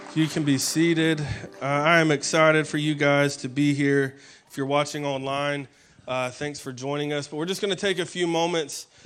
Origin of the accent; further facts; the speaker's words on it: Alabama, United States; moved away; I'm from Alabama, and so my pastor uh, back up in Alabama